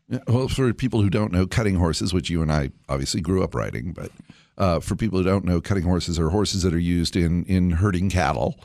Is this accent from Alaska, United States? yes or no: no; Central California, United States; Blair and I grew up together in Central California